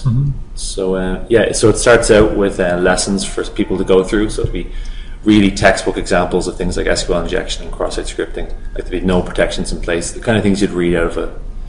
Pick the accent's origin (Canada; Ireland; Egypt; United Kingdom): Ireland; Dublin, Leinster; We're both from Dublin, back in Ireland.